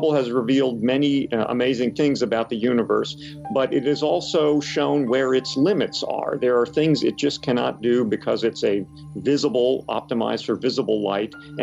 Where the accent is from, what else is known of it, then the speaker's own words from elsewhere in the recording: Camp Hill, Pennsylvania, United States; I grew up in Camp Hill.